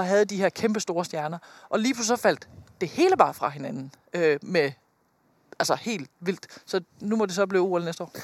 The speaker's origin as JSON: {"language": "Danish", "country": "Denmark", "said": "som dansker"}